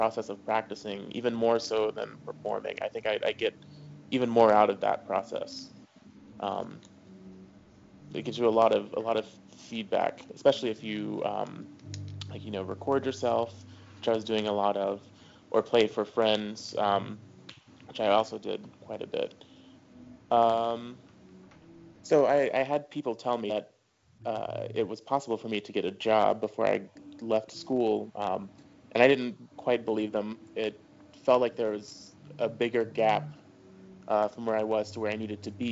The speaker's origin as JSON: {"language": "English", "region": "Tennessee", "country": "United States", "also_born_or_lived": "New Orleans / Los Angeles", "moved": "yes", "lives_now": "Atlanta, United States", "said": "I'm originally from Tennessee, and I started on saxophone in sixth grade"}